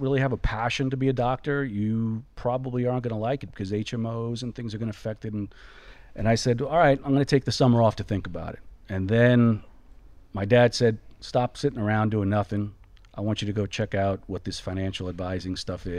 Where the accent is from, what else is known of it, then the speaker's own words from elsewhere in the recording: New York, United States; moved away as an adult; also born or lived in Brooklyn / Long Island; now in Florida, United States; I'm originally grew up New York